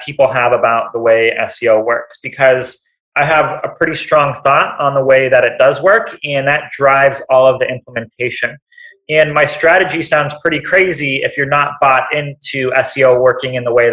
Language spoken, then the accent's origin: English; Seattle, Washington, United States; I'm from Seattle